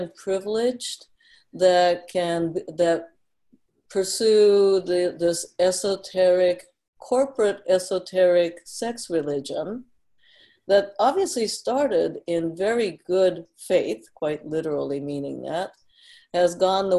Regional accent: Tokyo, Japan; moved away; also born or lived in Kyoto, Japan; I was born in Kyoto, but raised in Tokyo.

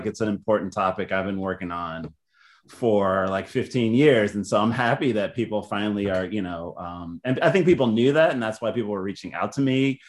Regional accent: Baltimore, Maryland, United States; born there; also born or lived in Texas / New York / Northern Virginia / Chicago; I guess I was born in Baltimore, but I also lived in Texas and upstate New York and Washington, D.C. area, like Northern Virginia.

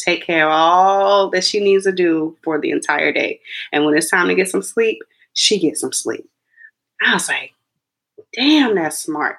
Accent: Texas, United States; born there; So my mom, I was born in Texas, but my family's from South Carolina. And my dad was in the Air Force, which is why they had to move.

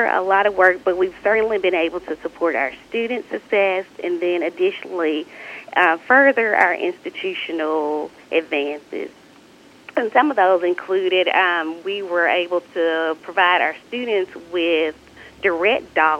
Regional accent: Batesville, Mississippi, United States; I'm originally from Batesville, so not too far away from Northwest or your community as well. But I grew up there and attended the University of Mississippi

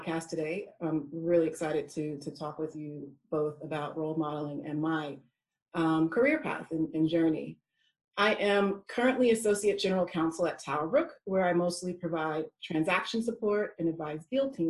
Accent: United States; accent: American; moved away as an adult; now in United Kingdom; I'm from America, if you could not tell by my accent.

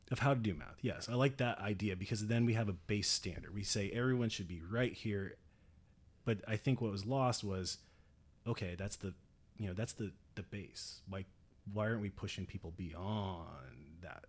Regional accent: right outside Seattle, Washington, United States; moved away as an adult; I grew up out in Washington

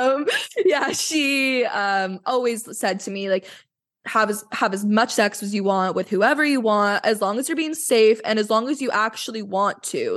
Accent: Vancouver, British Columbia, Canada; I am from Vancouver

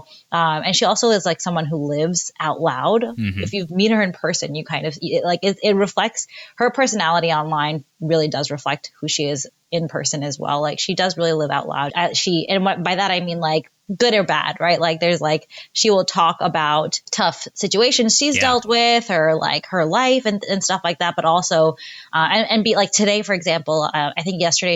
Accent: New York, United States; moved away as an adult; I'm from New York and I, you know, spent most of my life there

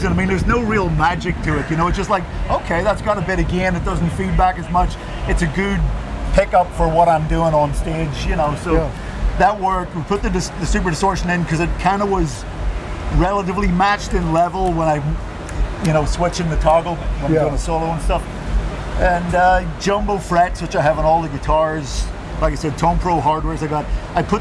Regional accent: County Antrim, Northern Ireland, United Kingdom; I was born and raised in County Antrim in Northern Ireland

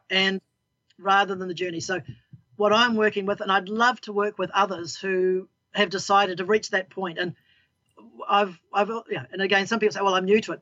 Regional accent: New Zealand; I'm a Kiwi gardener. We're all Kiwi

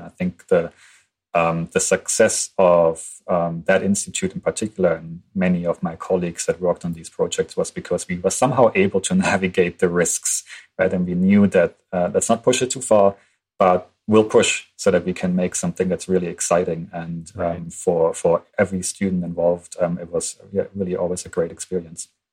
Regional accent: Germany; moved away as an adult; I'm from Germany. I studied in German in Germany

